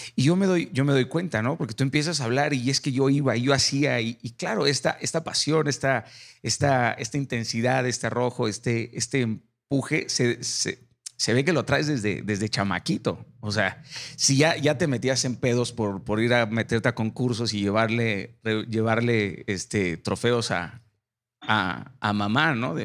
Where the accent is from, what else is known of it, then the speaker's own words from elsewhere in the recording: Mazatlán, Sinaloa, Mexico; Yo soy Mazatlán, Sinaloa, y, y, mi infancia fue en Mazatlán